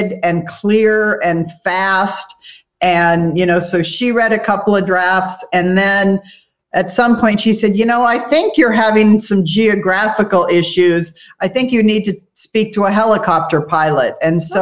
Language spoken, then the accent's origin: English; Southern California, United States; moved away; also born or lived in Kauai; I grew up in Southern California